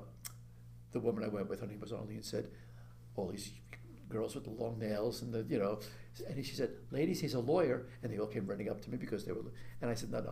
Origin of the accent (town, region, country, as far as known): New York City, New York, United States; born or raised there